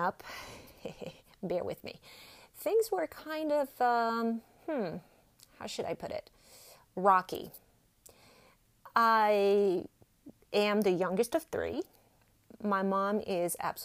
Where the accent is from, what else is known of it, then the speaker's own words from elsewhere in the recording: French Alps, France; accent: French; English is a second language; moved away as an adult; now in United States; Born and raised in France, French Alps, as a matter of fact.